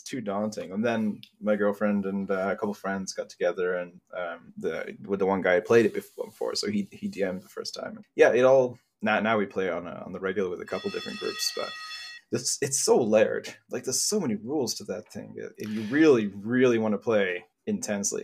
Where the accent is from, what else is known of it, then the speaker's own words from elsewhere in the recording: England, United Kingdom; 'Cause I'm from England